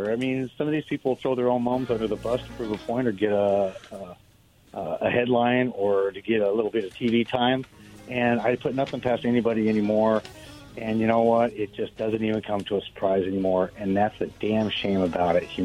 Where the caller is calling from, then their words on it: Richland, United States; This is … from Richland.